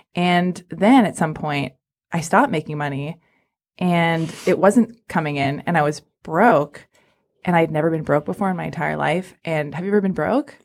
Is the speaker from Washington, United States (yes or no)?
no; Los Angeles, California, United States; I was born and raised in Hollywood